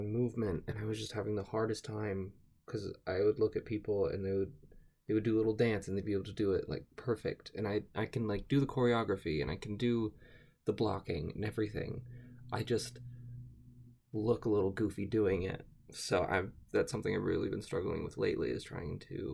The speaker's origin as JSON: {"language": "English", "region": "Utah", "country": "United States", "said": "I am from Utah"}